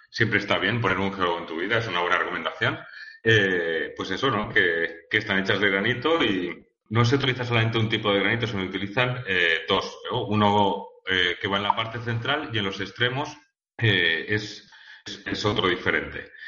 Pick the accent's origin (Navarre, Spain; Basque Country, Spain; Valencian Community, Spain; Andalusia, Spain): Valencian Community, Spain; Valencia; now in Zaragoza, Spain; yo soy de Valencia y no, yo estoy en Zaragoza